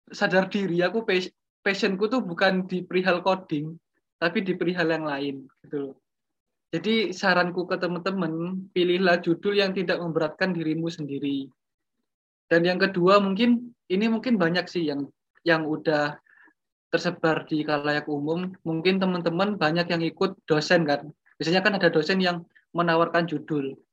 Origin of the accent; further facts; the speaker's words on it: Lumajang, East Java, Indonesia; aku udah di Lumajang kan, di kota asalku di Lumajang dan aku juga ya berjualan di situ.